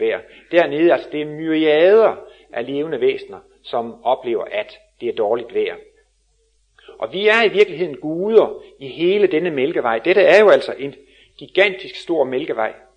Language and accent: Danish; Denmark; som vi er danskere